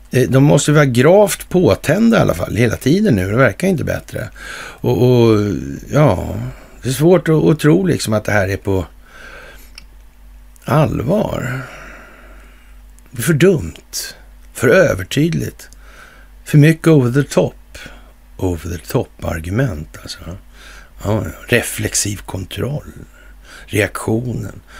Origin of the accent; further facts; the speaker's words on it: Sweden; på grund av att jag kommer från Sverige och har vissa idéer och kunskaper om det här landets historia